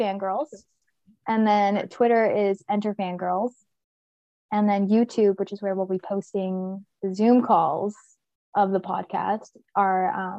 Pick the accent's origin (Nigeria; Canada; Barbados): Canada; I'm from Canada.